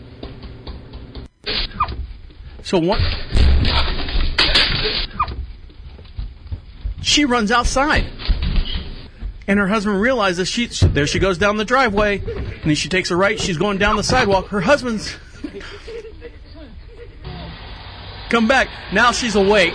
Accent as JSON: {"language": "English", "region": "Florida", "country": "United States", "said": "I'm from Florida"}